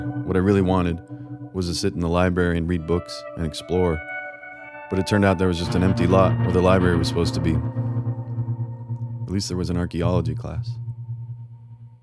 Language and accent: English; Sacramento, California, United States; when I was growing up in Sacramento, I imagined that Southern California began just south of my city